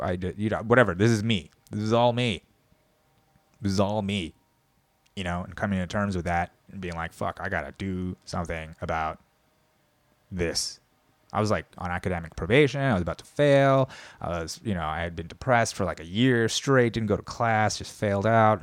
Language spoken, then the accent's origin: English; United States; as an American of Korean descent